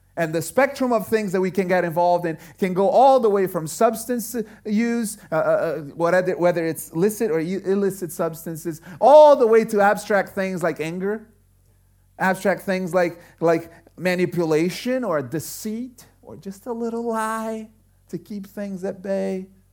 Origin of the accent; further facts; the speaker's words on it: Brazil; now in United States; I grew up in Brazil